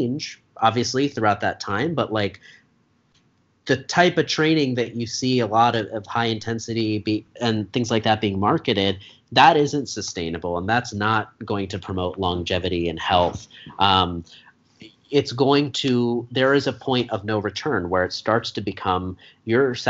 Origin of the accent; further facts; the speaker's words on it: Eagleville, Pennsylvania, United States; now in Philadelphia, United States; I grew up in Eagleville.